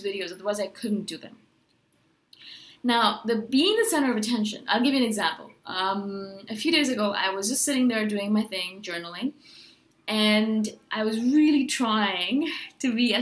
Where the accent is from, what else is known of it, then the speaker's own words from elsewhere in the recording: India; I am brown, I'm Indian